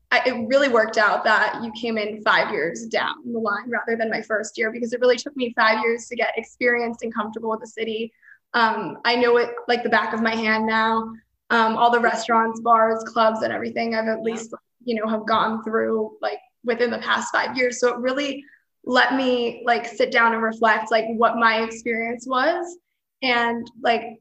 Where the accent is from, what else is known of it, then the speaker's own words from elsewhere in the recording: Pennsylvania, United States; moved away as an adult; now in Miami, United States; I'm 23. I'm from Miami, Florida now, but I'm originally from Pennsylvania.